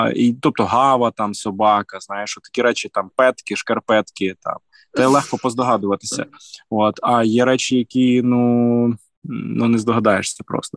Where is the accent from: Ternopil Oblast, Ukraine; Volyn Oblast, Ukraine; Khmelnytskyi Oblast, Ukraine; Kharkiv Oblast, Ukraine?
Volyn Oblast, Ukraine; я з Волині е, регіону досить, скажімо, такого е, толерантного до суржику